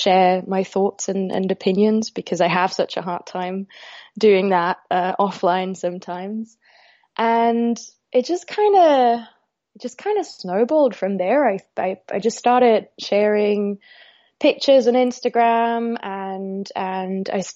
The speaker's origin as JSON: {"language": "English", "country": "Austria", "tie": "born or raised there", "said": "I was born and raised in Austria"}